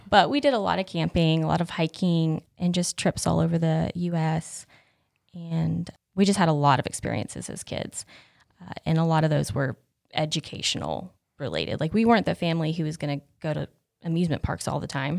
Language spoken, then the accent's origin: English; Whittier, North Carolina, United States; I grew up in Swain County, which, if you don't know where that is, it is west of here